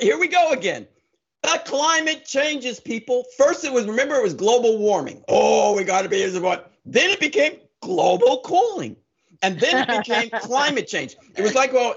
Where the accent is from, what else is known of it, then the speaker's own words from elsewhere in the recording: Summit, New Jersey, United States; now in Long Island, United States; I was raised in Summit, New Jersey, went to Summit High School